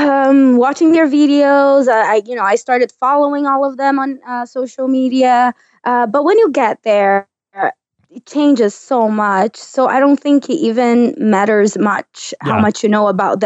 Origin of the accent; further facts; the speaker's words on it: Brazil; English is a second language; moved away as an adult; also born or lived in Sweden; now in United States; I grew up in Brazil. I lived in Brazil until I was like 18, 19. And then I moved to Europe.